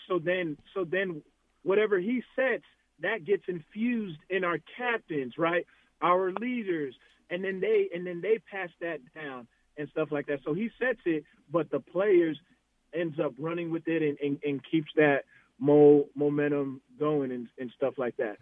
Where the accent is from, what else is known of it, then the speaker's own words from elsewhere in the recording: Arizona, United States; I'm from Arizona